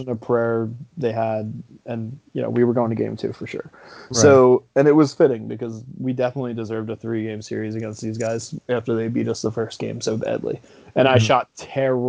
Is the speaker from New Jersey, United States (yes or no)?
yes; New Jersey, United States; I'm from New Jersey